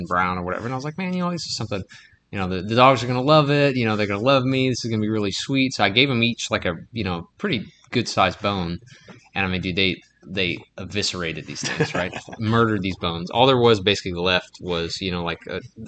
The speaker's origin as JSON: {"language": "English", "town": "Henderson", "region": "Louisiana", "country": "United States", "tie": "born or raised there", "said": "my hometown, Henderson, Louisiana"}